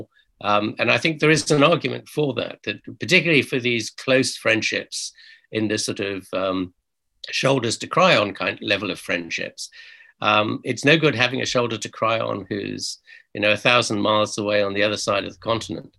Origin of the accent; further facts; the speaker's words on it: United Kingdom; we're British